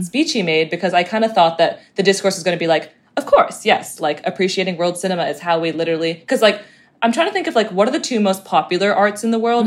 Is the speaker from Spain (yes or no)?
no; Hong Kong; I'm from Hong Kong